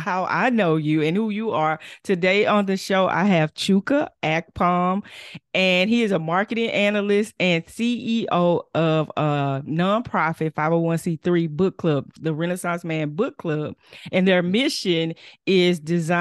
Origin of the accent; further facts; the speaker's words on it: Fort Worth, Texas, United States; Growing up in Fort Worth, we do the Martin Luther King, the MLK parade every year